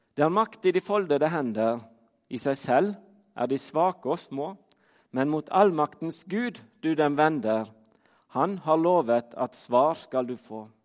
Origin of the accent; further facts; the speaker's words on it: Fitjar, Vestland, Norway; now in Trondheim, Norway; Jeg bor i Trondheim, men som dere hører på dialekten min, så er jeg ikke derifra. Jeg kommer fra Fitjar på Stord